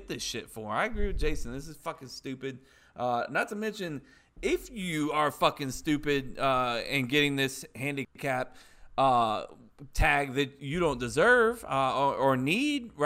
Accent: Pensacola, Florida, United States; I grew up in Pensacola

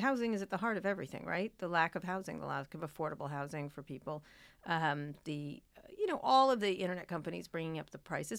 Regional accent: Philadelphia, Pennsylvania, United States; born there; also born or lived in New Jersey / Roslyn Harbor, New York; I grew up in, I was born in Philadelphia. We moved to New Jersey briefly, then to New York, to near Roslyn Harbor. It's a town in the North Shore of Long Island.

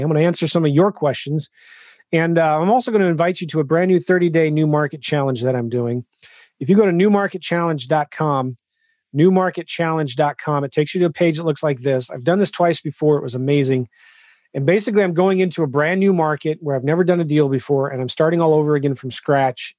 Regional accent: California, United States; I'm from California

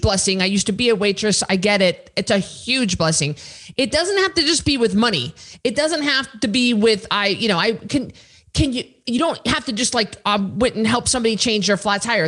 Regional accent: Idaho, United States; I'm from Idaho

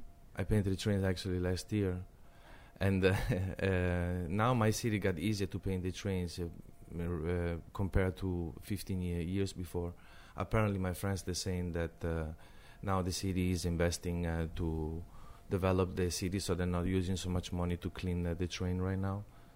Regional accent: Denmark; also born or lived in Italy; I grew up painting graffiti in Denmark. That's where I met graffiti.

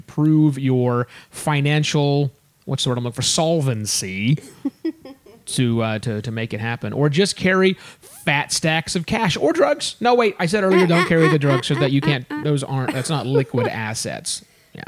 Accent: United States; us Americans

